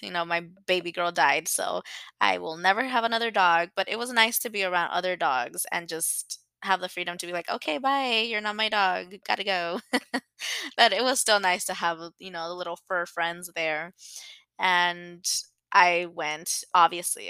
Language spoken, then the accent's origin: English; Los Angeles, California, United States; I grew up in LA. I'm from San Fernando Valley.